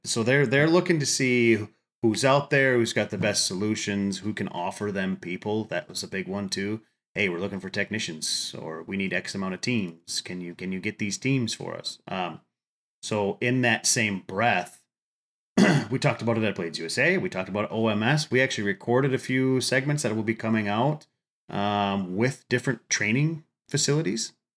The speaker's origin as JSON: {"language": "English", "region": "Upper Midwest", "country": "United States", "said": "I'm from the Upper Midwest"}